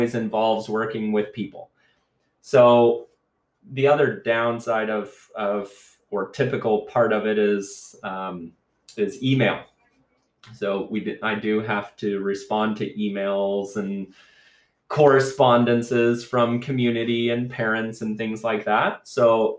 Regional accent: United States; moved away as an adult; now in Canada; I am not Canadian. I am a U.S. citizen

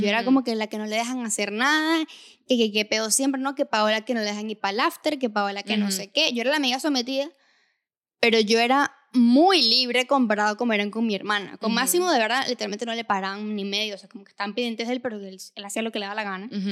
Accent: Venezuela; moved away; Nosotros somos de Venezuela. Venimos de una sociedad machista.

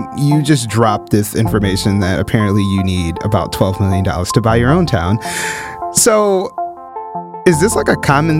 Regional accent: Midwest, United States; because I am from the Midwest and, you know, the Rust Belt is very close.

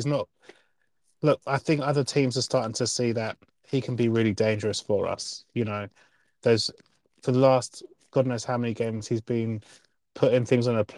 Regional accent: England, United Kingdom; now in Queensland, Australia; I'm from England, so I have a perspective of what it means if you're sort of like just working class.

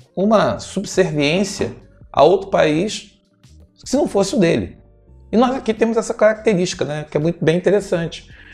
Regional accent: Brazil; somos brasileiros

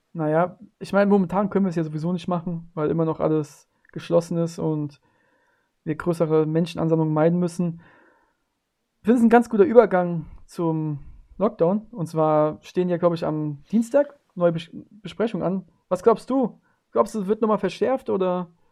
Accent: near Frankfurt, Hesse, Germany; Ich komme aus der Nähe von Frankfurt

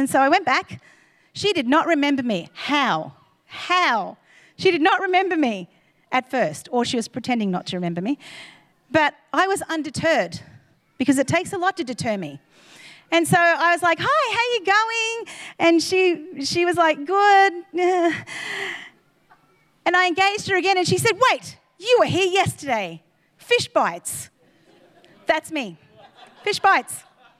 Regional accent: Queensland, Australia; we were from Queensland

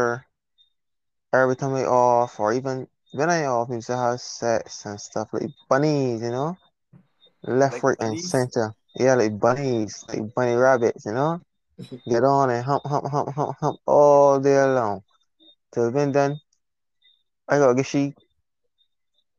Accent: Barbados; accent: Bajan; I'm from Barbados.

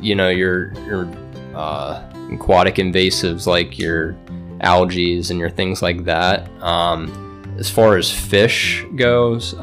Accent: Bucks County, Pennsylvania, United States; now in Tunkhannock, United States; I'm from Tunkhannock, originally from Bucks County, closer to the Philadelphia area. I've been here since 2019

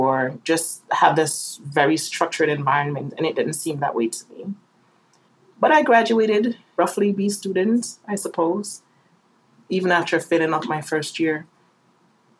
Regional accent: Jamaica; Growing up in Jamaica was quite interesting. As was stated before, I grew up with my grandparents after my mother left when I was 8

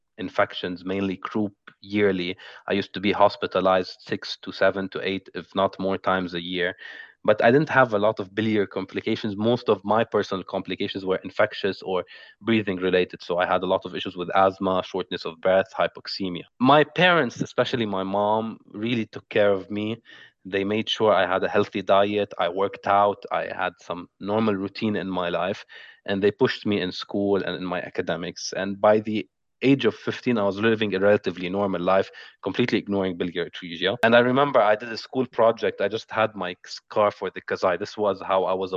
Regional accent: Beirut, Beirut Governorate, Lebanon; I was born in Beirut, Lebanon in August 22, 1996

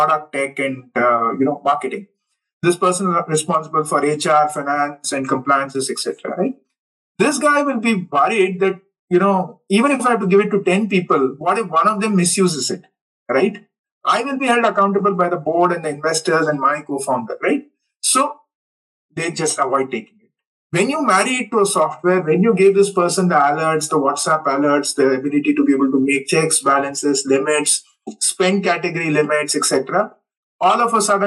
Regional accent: Hubballi, Karnataka, India; moved away as an adult; also born or lived in United States / Europe; close to my hometown, say Hubballi

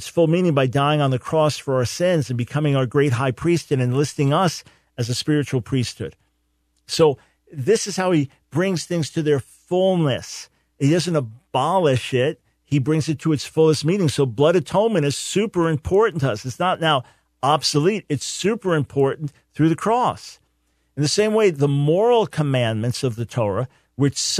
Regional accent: Island Park, New York, United States; I grew up in Island Park, not far from there, right next to Long Beach

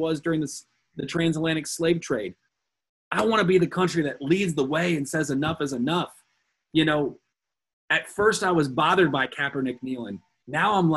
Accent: United States; being an American

